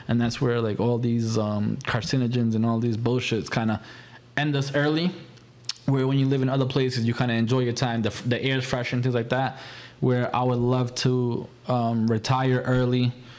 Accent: Central Falls, Rhode Island, United States; also born or lived in North Providence; I've never lived outside of Central Falls until I was an adult. Mm. I grew up CF. I was born CF. I mean, granted, I was born in North Providence

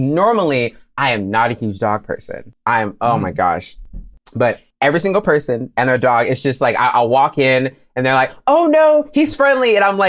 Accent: Virginia, United States; moved away as an adult; also born or lived in Maryland; now in North Carolina, United States; I'm originally from Virginia, and then I moved to Maryland for college, and now I'm in North Carolina doing my PhD

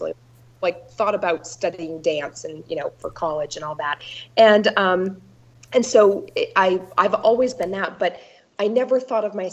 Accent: Maine, United States; also born or lived in East Coast / West Coast; now in Milwaukee, United States; I grew up in Maine, and I've lived really all over the country, East Coast, West Coast, East Coast, and now in the Midwest

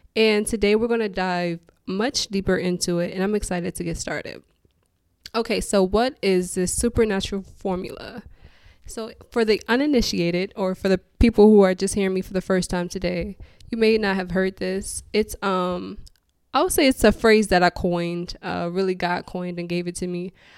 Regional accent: Detroit, Michigan, United States; moved away as an adult; also born or lived in Houston, Texas; born and raised in Detroit. That's all I've ever known

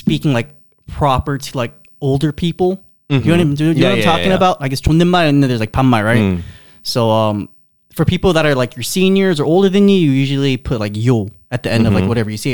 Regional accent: Los Angeles, California, United States; now in South Korea; I was born and raised

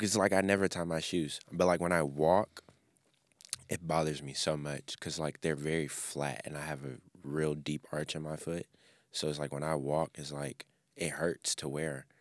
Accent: Memphis, Tennessee, United States; I grew up in Memphis

